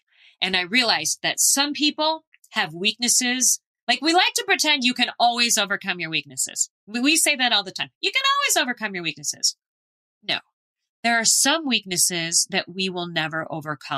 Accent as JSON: {"language": "English", "town": "Phoenix", "region": "Arizona", "country": "United States", "tie": "born or raised there", "said": "I grew up in Phoenix"}